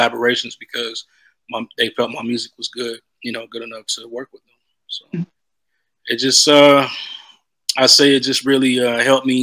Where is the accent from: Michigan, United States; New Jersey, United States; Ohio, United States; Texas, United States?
Texas, United States; moved away as an adult; also born or lived in Los Angeles; I growing up in Texas, being a country boy